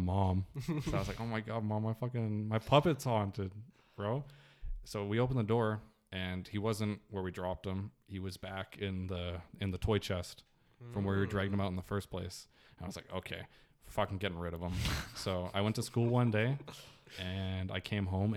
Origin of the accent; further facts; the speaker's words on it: Nelson, British Columbia, Canada; we were in Nelson, which is my hometown